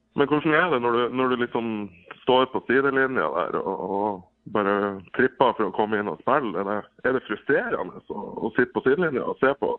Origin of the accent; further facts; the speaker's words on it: Bodø, Nordland, Norway; Jeg er jo fra Bodø sjøl